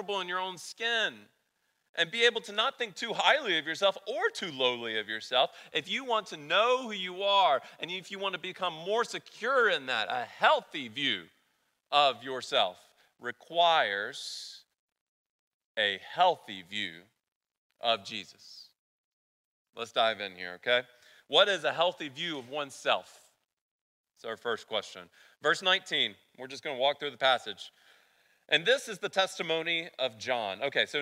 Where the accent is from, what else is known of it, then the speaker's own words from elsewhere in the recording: the South, United States; accent: southern; My southern accent's going to come out